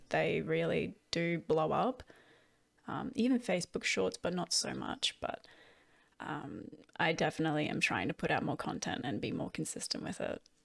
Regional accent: Australia; I did that with the other Australians

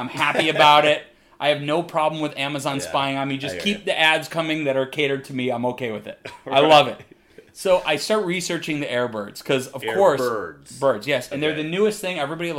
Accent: Midwest, United States; I'm from the Midwest, we call them gym shoes.

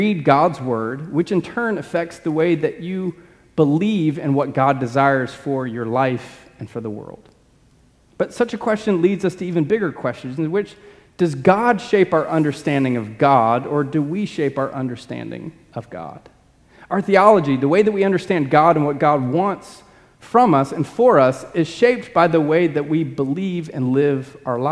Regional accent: Birmingham, Alabama, United States; I was born in Birmingham

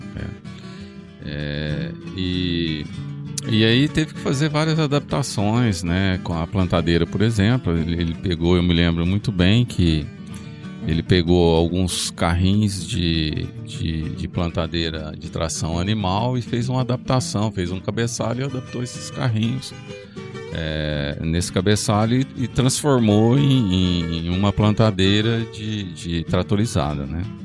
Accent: Rio Verde, Goiás, Brazil; as pessoas me perguntam de onde eu sou, eu falo que eu sou de Rio Verde

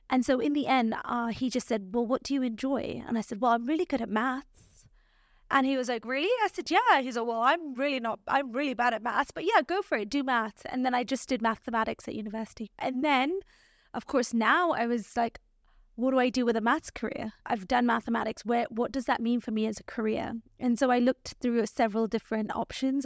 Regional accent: Nairobi, Kenya; moved away as an adult; also born or lived in Canada / London, United Kingdom; I grew up in Nairobi, which is the capital city in Kenya.

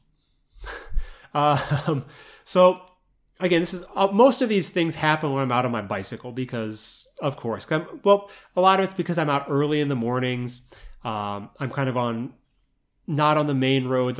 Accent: Midwest, United States; moved away; growing up in the Midwest, in the U S

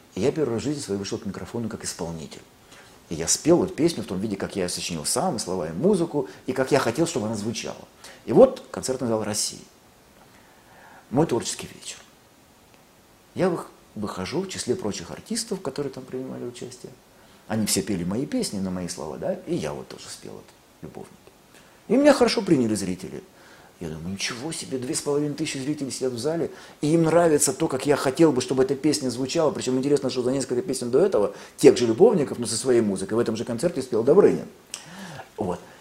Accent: Lviv, Lviv Oblast, Ukraine; now in Russia; я ведь родился во Львове, на Украине

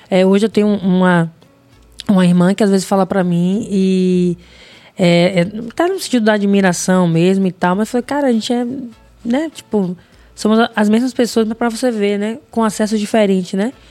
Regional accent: Northeast Region, Brazil; Porque eu sou mulher e sou preto, sou do Nordeste?

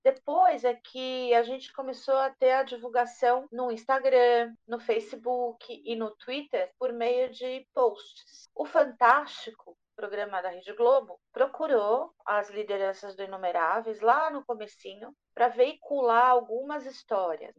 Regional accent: Brazil; nós, brasileiros todos

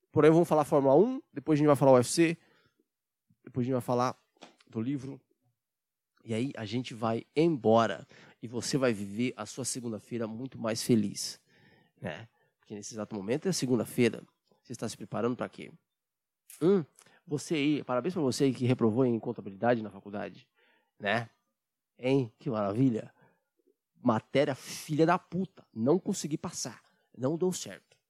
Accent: Brazil; a gente é brasileiro, patriota

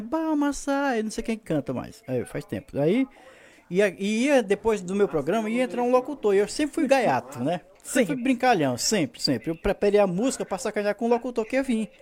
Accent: Piripiri, Piauí, Brazil; eu sou de Piripiri, Piauí

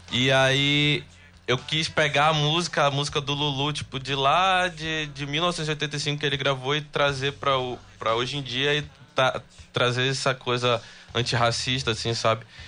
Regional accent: Belém, Pará, Brazil; Sou de Belém, eu, eu, eu moro em Nazaré hoje em dia

